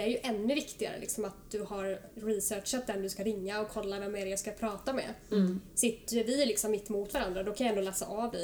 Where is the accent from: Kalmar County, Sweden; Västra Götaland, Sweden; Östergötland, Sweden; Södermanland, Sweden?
Kalmar County, Sweden; Oskarshamn; now in Stockholm, Sweden; jag är från Oskarshamn, Småland och har bott här uppe i Stockholm nu i snart 9-10 år